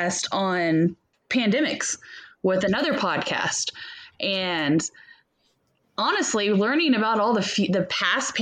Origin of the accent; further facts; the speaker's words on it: Oklahoma, United States; growing up in the Bible Belt of Oklahoma